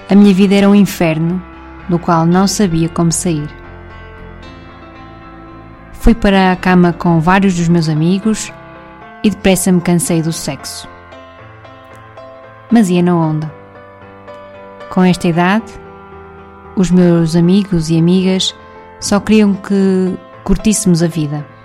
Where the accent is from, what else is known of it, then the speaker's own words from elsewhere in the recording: Kraków, Lesser Poland, Poland; Cracóvia, em 2016, o meu mundo tinha outras andanças. Não me recordo nada significativo da JMJ aqui na minha cidade natal.